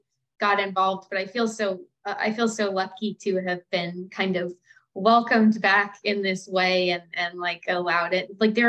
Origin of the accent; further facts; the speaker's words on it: Oklahoma, United States; I'm from Oklahoma